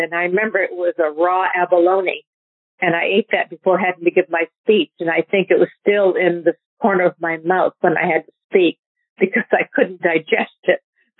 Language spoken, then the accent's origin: English; New Hampshire, United States; I grew up in New Hampshire